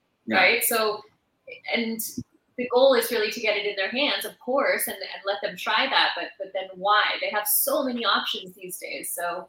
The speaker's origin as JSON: {"language": "English", "region": "California", "country": "United States", "also_born_or_lived": "New York", "moved": "as an adult", "lives_now": "Switzerland", "said": "I am from the U.S., even though I live here now in Switzerland. I'm originally from California. I was living in New York before I moved here"}